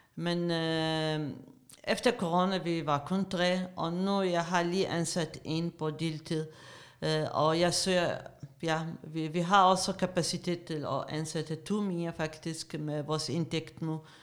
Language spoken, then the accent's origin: Danish; Iraq; Danish is a second language; moved away as an adult; now in Denmark; Jeg kom til Danmark i starten af 90'erne som politisk flygtning. Jeg er iraker